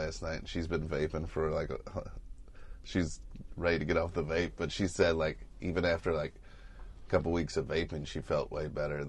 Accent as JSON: {"language": "English", "region": "Midwest", "country": "United States", "said": "So you said you go to therapy, but you're from Iowa, and I'm from the Midwest as well."}